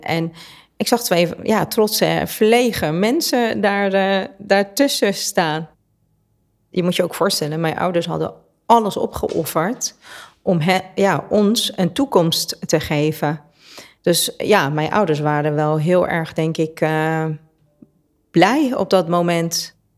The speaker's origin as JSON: {"language": "Dutch", "town": "Tehran", "region": "Tehran Province", "country": "Iran", "tie": "born or raised there", "moved": "yes", "lives_now": "Netherlands", "said": "Ik ben in Teheran geboren, dus de hoofdstad van Perzië"}